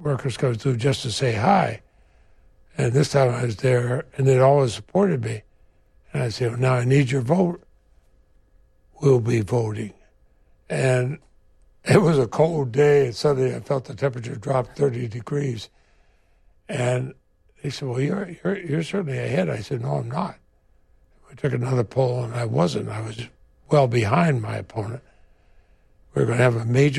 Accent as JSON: {"language": "English", "region": "Vermont", "country": "United States"}